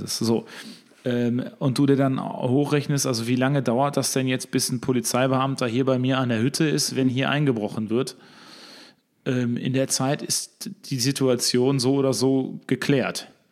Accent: Recklinghausen, North Rhine-Westphalia, Germany; ich damals als Kind auf dem Gelände General Blumenthal, wo wir jetzt drüber sprechen, das zu entwickeln, als Kind gespielt habe in den, auf den Kohlebergen

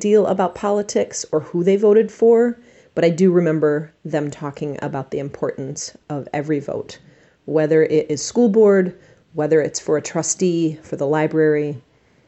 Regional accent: Flint, Michigan, United States; now in Kalamazoo, United States; I grew up in Flint, Michigan, and still have people I care about living there

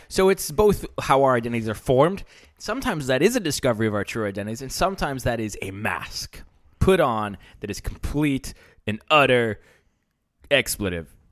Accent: United States; moved away; I grew up in America. I grew up getting baseball cards.

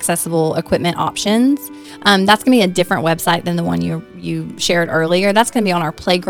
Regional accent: Hartsville, United States; moved away as an adult; now in Athens, United States; So I'm from Hartsville, and I've been here in Athens for the last 16 years. My husband and I moved here after seminary to plant a church.

